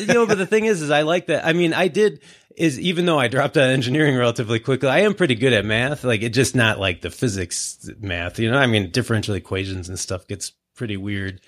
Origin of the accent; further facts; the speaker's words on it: Livonia, Michigan, United States; I grew up in Livonia. So I, you know, I'm, I'm a local Southeast Michigan guy